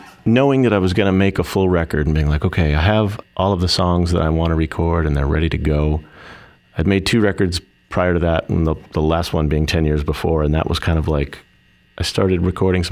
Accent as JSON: {"language": "English", "town": "Boston", "region": "Massachusetts", "country": "United States", "tie": "born or raised there", "moved": "yes", "lives_now": "Los Angeles, United States", "said": "I grew up in the Boston area, but I live in Los Angeles now"}